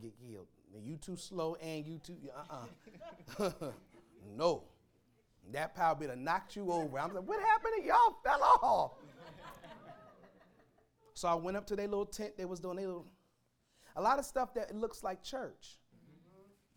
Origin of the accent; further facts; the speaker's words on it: Pennsylvania, United States; moved away; My hometown back in Pennsylvania